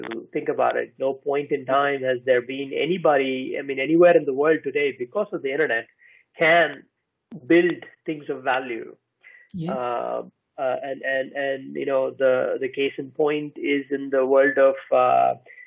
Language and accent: English; India; also born or lived in United States; now in Iceland; I'm from India, I live in Iceland, I've lived in the US